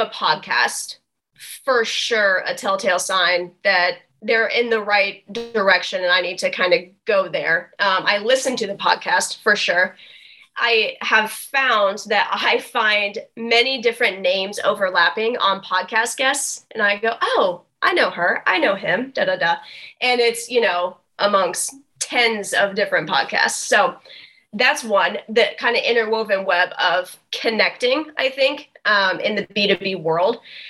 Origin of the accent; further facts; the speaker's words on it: Wabash, Indiana, United States; now in Indianapolis, United States; It's actually the reason I moved to Indianapolis from Wabash, Indiana.